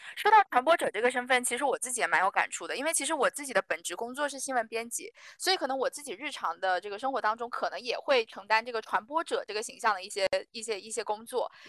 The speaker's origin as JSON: {"language": "Chinese", "town": "Fuzhou", "region": "Fujian", "country": "China", "said": "这是一档由福州人策划、制作、坐标福州、聚焦福州、关注方言的电台节目"}